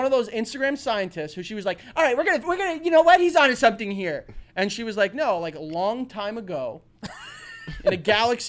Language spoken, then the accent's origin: English; New York, United States; We're from New York.